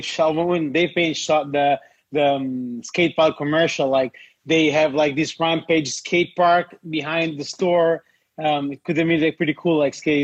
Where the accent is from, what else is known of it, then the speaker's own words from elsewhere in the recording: Italy; me as an Italian, like I like have been like in New York, in California